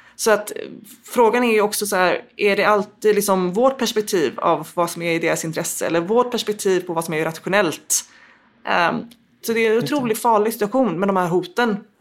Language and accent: Swedish; Gothenburg, Västra Götaland, Sweden; Jag växte upp i Angered utanför Göteborg